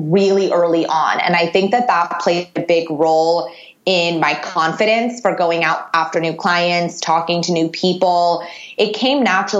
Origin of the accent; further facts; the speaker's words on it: Los Angeles, California, United States; I'm from Los Angeles